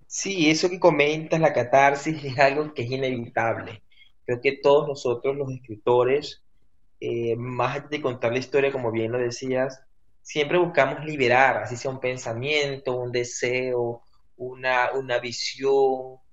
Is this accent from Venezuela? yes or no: yes; Venezuela; moved away as an adult; sigo siendo venezolano